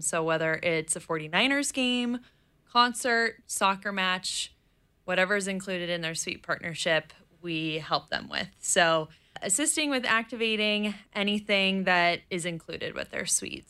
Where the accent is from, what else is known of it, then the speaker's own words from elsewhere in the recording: East Bay, California, United States; my parents live in the East Bay, and that's where I grew up